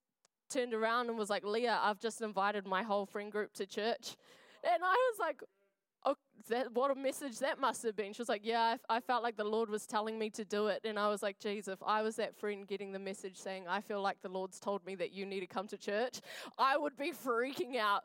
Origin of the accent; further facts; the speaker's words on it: Wainuiomata, Wellington, New Zealand; now in Dunedin, New Zealand; I am from Wellington. I grew up in a little place called Nainai.